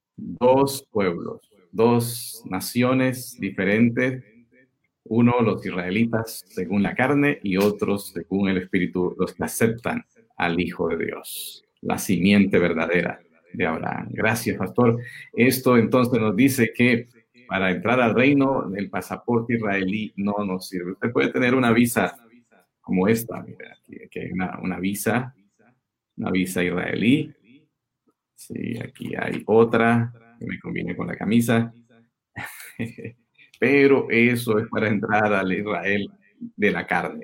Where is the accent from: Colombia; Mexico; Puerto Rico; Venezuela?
Colombia; yo soy colombiano, esta es mi casa